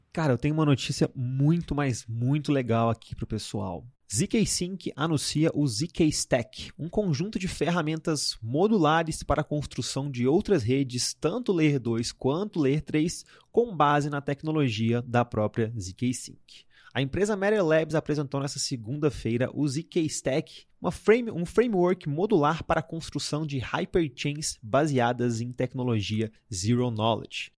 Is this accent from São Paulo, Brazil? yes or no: no; Belo Horizonte, Minas Gerais, Brazil; eu sou de BH